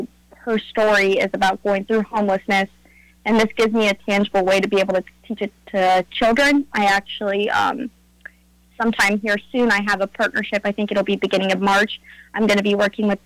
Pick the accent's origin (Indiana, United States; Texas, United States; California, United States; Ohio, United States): Ohio, United States; Nelsonville; I've been born and raised in Nelsonville, Ohio